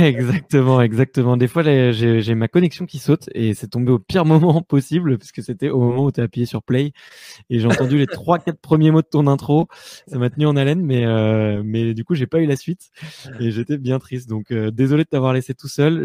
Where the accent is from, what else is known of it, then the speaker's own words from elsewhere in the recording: Paris, Île-de-France, France; j'ai beaucoup voyagé en France et partout dans le monde, mais je suis né à Paris. Aujourd'hui, c'est, là que j'ai repris un petit peu mes, mes bases